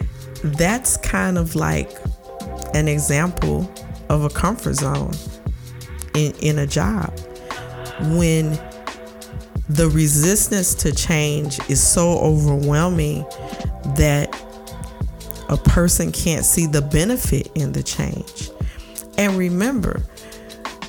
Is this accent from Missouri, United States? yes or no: yes; St. Louis, Missouri, United States; I'm from the Midwest, and in my city, St. Louis